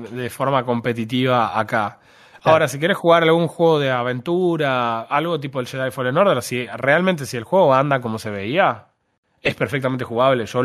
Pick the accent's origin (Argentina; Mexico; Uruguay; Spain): Argentina; claro, no, yo soy argentino en realidad.